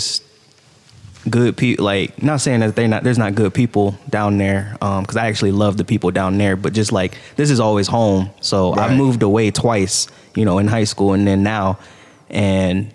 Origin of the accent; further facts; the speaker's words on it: Akron, Ohio, United States; also born or lived in Canton, Ohio / Atlanta, Georgia; then we moved to Akron, and so that's really where I grew up at. And so I was there till my freshman year of high school